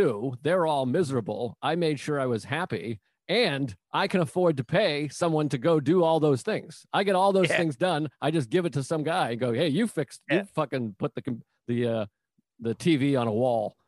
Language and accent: English; Massachusetts, United States; moved away; I'm from Massachusetts. They're all still there. No one's ever left